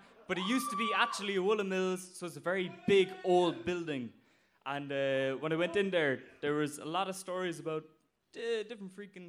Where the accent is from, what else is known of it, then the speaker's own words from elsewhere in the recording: Blarney, Munster, Ireland; So I'm from Cork and from Blarney.